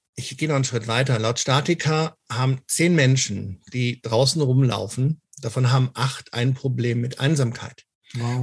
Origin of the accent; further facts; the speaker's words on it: Cologne, North Rhine-Westphalia, Germany; als Kölsche Jung